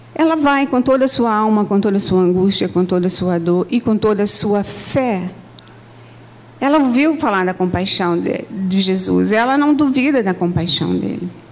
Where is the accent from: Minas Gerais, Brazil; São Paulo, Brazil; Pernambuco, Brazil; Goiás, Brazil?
Minas Gerais, Brazil; moved away as an adult; now in Rio de Janeiro, Brazil; eu sou de Minas